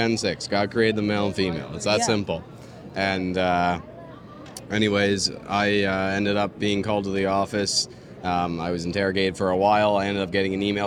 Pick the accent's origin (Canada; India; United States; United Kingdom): Canada; I'm a 17-year-old Canadian citizen